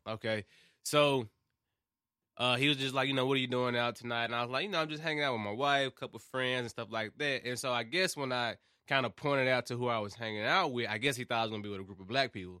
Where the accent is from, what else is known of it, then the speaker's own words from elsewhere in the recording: Memphis, Tennessee, United States; moved away as an adult; now in Murfreesboro, United States; I've only been living here for, like, four or five years. I'm from Memphis